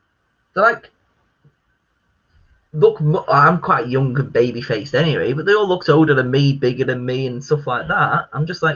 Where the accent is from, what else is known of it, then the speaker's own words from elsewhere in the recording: England, United Kingdom; I am British, obviously. I'm proud to be British, English